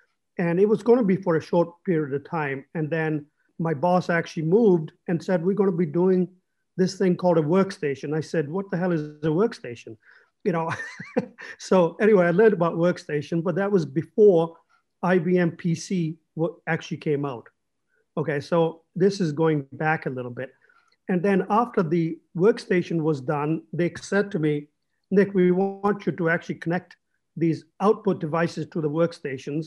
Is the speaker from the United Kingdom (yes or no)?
yes; England, United Kingdom; I grew up in England